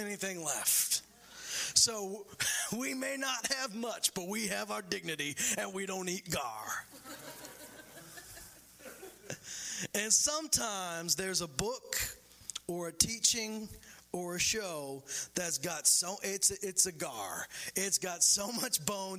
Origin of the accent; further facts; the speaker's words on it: Canada; I'm born and raised in Canada